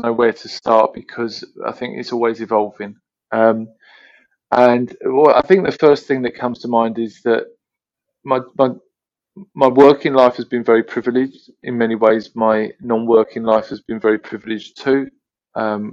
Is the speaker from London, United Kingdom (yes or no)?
yes; London, United Kingdom; I was originally from London, and I went to university out of London, and I wanted to return specifically to working in inner London